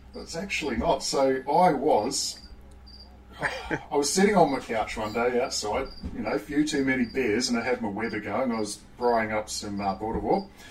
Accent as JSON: {"language": "English", "country": "New Zealand", "tie": "born or raised there", "said": "growing up in New Zealand, uh, child of the 80s"}